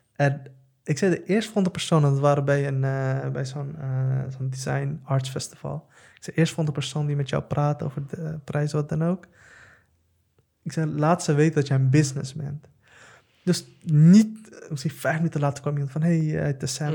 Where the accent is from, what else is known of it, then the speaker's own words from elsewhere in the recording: The Hague, South Holland, Netherlands; ik kom uit Den Haag, ik kom uit Schilderswijk